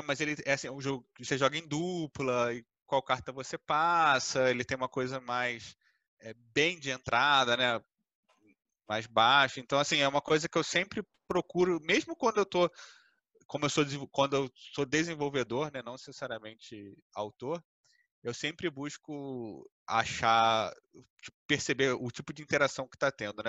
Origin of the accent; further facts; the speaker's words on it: Brazil; a base do brasileiro, né? Tipo, a gente foi criado no Uno